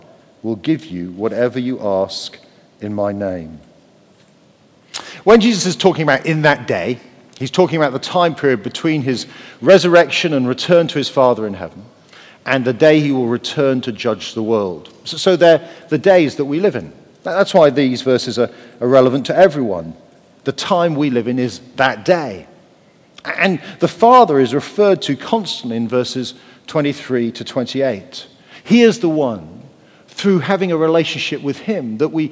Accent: Wales, United Kingdom; I'm Welsh

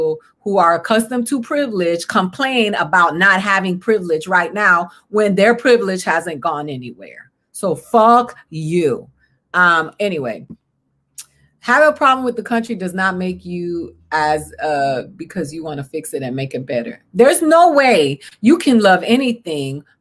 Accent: Boston, Massachusetts, United States; I was born in Boston, one of the most American cities in this country

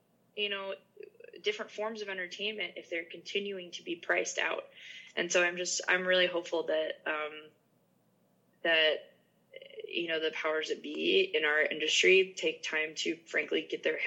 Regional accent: Massachusetts, United States; I'm from Massachusetts, so it's pretty close to New York City.

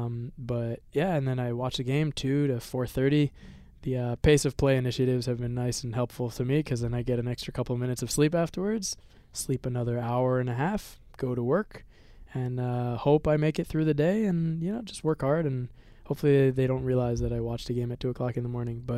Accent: South Florida, United States; now in Israel; I was born and raised in South Florida

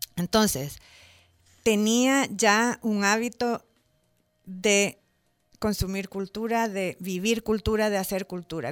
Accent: El Salvador; moved away as an adult; also born or lived in Mexico City; yo soy salvadoreña, nací en el centro ginecológico, crecí aquí, mis papás son de aquí

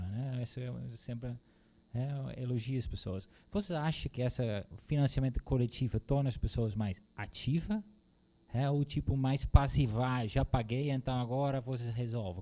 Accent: Netherlands; Portuguese is a second language; moved away as an adult; now in Brazil; sou holandês, já moro há 12 anos aqui no Brasil

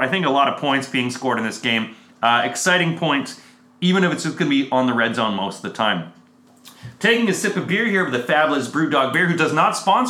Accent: Canada; as a Canadian.

